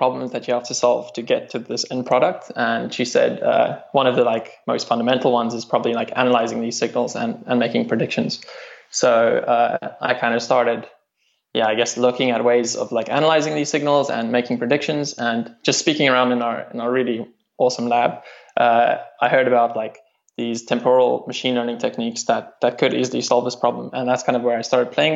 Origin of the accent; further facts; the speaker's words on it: South Africa; moved away as an adult; now in Cambridge, United Kingdom; I'm South African, and I studied at Stellenbosch University over there